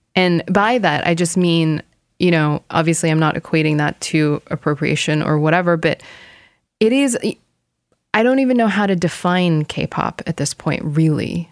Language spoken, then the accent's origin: English; South Korea; now in United States; I am an Asian living in America because I had my Korean passport